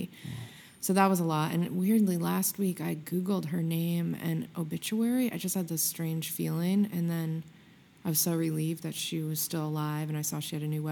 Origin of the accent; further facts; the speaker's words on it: Kinderhook, New York, United States; moved away as an adult; also born or lived in San Francisco, California, United States; now in Los Angeles, United States; I grew up in Kinderhook, New York